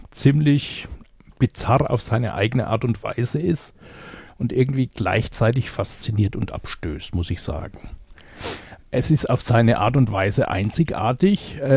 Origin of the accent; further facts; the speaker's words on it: Bavaria, Germany; Ich komme aus Bayern, genauer gesagt aus Unterfranken.